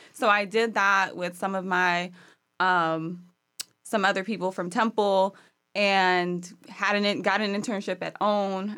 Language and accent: English; Maryland, United States; moved away; Maryland originally